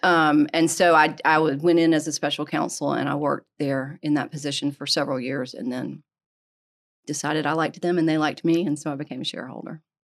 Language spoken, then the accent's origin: English; Greenville, South Carolina, United States; also born or lived in Atlanta; So I grew up in Greenville. I had gone to Furman, and I decided I needed to move